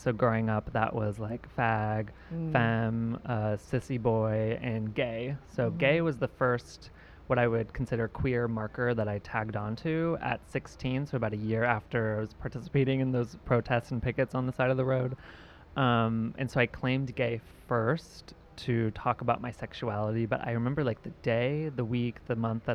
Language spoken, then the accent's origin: English; Riverside, California, United States; moved away as an adult; I'm originally from a pretty small conservative religious town in Southern California.